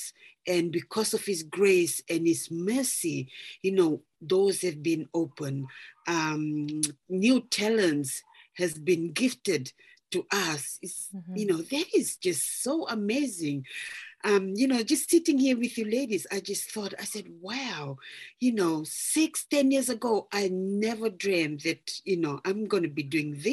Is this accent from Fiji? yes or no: yes; Fiji; moved away as an adult; now in New Plymouth, New Zealand; I'm originally from Fiji and I've moved over here to New Zealand back in 2005 with my family.